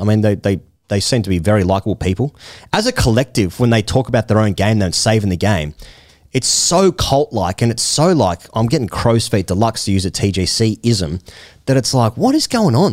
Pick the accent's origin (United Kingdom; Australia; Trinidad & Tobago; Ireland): Australia; I'm an Australian cricket fan because that's where I was born